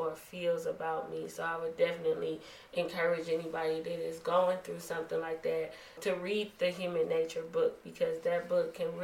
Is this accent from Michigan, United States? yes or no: yes; Detroit, Michigan, United States; I'm from a big town. I'm from Detroit.